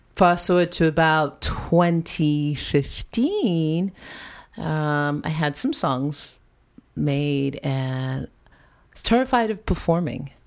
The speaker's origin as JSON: {"language": "English", "area": "Long Island", "region": "New York", "country": "United States", "tie": "born or raised there", "also_born_or_lived": "Santa Rosa, California", "moved": "yes", "said": "the home that we grew up in in Long Island"}